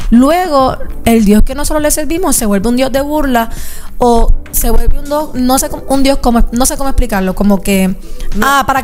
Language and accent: Spanish; Puerto Rico; cosas que están pasando en Puerto Rico, como los temblores, eh, todas estas cosas que están pasando en mi país